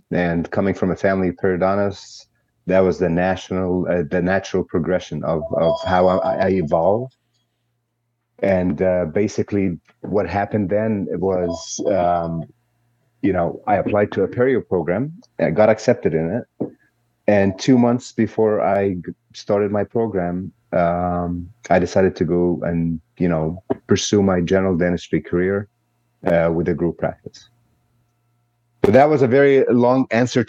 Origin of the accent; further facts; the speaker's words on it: Alexandria, Alexandria Governorate, Egypt; moved away as an adult; also born or lived in United Arab Emirates; now in United States; I was born in Alexandria, Egypt. We traveled as young kids with my parents, as they studied in the U.S., as they went, and we lived in the UAE for a few years. But I finished my dental degree in Alexandria University in Egypt.